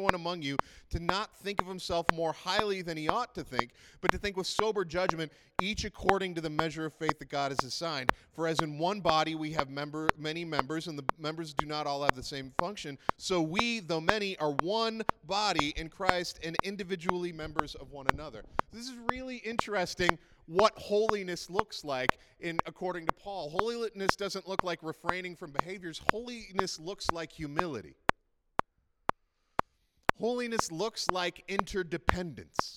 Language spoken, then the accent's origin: English; Prince Edward Island, Canada; I grew up in Prince Edward Island, which is like about 40 years behind the rest of the world